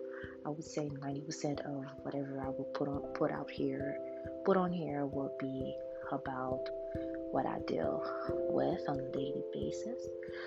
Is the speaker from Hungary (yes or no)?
no; Haiti; now in Philadelphia, United States; I live in Philly, but I'm originally from Haiti.